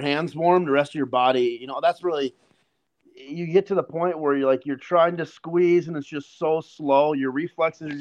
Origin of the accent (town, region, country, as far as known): North Dakota, United States; born or raised there; moved away as an adult; now in Tampa, United States